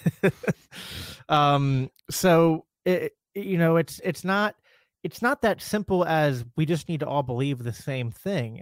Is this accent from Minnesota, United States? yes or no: yes; Minnesota, United States; fellow fellow Minnesotian